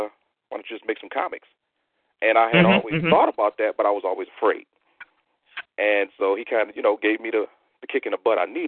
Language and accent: English; Detroit, Michigan, United States; Pretty much like, where did I grow up? It was when I first remember, I know we were on the border of a city called Hamtramck.